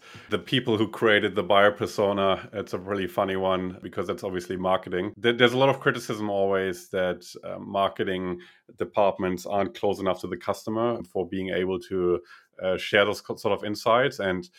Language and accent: English; Russia; English is a second language; And I was originally from Russia, so that might explain the proximity.